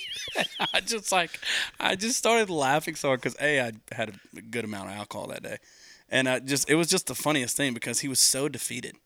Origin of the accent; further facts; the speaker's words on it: between Dallas and Amarillo, Texas, United States; I grew up about two hours from Dallas. I'm right in between Dallas and Amarillo, middle of nowhere